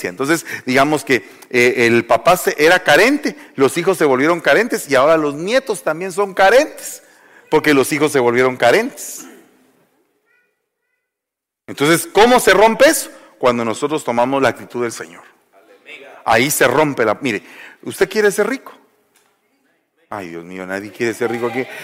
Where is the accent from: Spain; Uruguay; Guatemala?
Guatemala; moved away; Entonces, yo vine de Guatemala y venía acá, y entonces vine aquí a pasar un periodo como el que todos pasamos, de ubicación